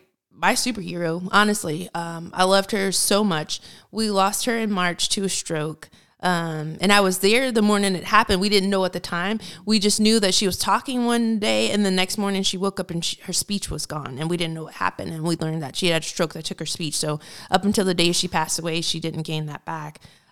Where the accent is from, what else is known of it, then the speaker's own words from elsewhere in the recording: Fort Knox, Kentucky, United States; born there; Well, I was a military brat. So I was born in Fort Knox, Kentucky.